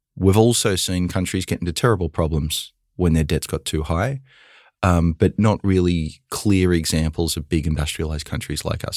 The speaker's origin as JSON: {"language": "English", "country": "Australia", "tie": "born or raised there", "moved": "yes", "lives_now": "United States", "said": "I grew up in Australia with very little student debt"}